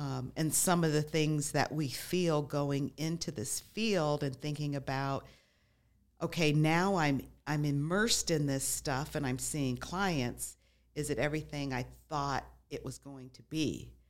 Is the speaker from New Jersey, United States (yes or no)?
no; Las Vegas, Nevada, United States; moved away; also born or lived in Midwest; I grew up in Las Vegas, moved away, lived in the Midwest for a while